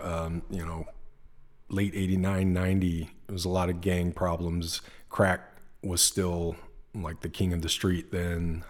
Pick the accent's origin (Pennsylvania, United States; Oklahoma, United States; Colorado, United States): Oklahoma, United States; Lawton; moved away as an adult; also born or lived in Japan; now in California, United States; I grew up in Oklahoma